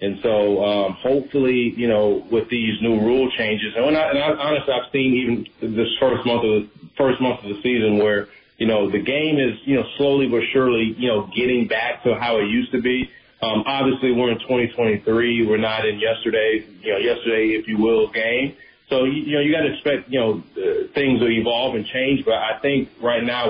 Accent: Tampa, Florida, United States; This is Tampa. This is my hometown team

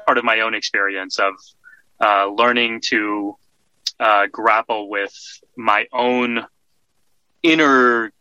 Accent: Texas, United States; moved away as an adult; now in New York, United States; I was socialized here in the States, born and raised in Texas

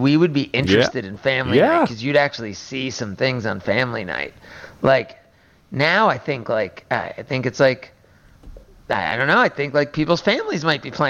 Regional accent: New Jersey, United States; I'm from New Jersey

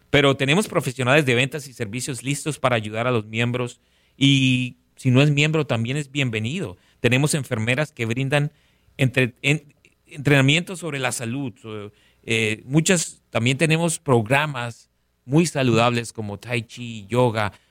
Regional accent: Colombia; he estado en muchos lugares venezolanos donde la arepa es deliciosa, pero obviamente crecí en Colombia comiendo arepa todos los días.

